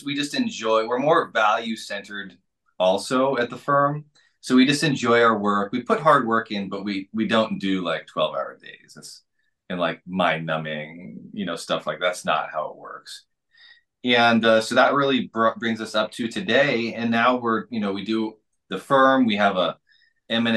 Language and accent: English; Washington, United States; moved away as an adult; also born or lived in Seattle / Japan; I'm from Washington State.